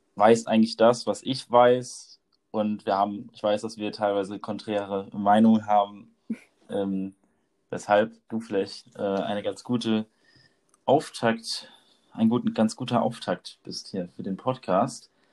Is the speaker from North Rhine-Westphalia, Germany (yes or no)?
no; near Mainz / Rheinhessen, Rhineland-Palatinate, Germany; wir beide kommen auf jeden Fall aus der Nähe von Mainz oder aus Mainz direkt. Und äh, bei uns in Rheinhessen